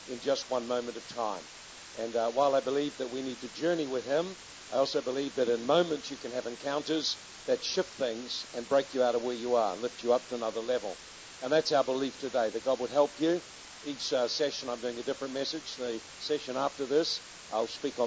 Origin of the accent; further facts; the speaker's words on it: Hastings, Hawke's Bay, New Zealand; we come from Hastings in New Zealand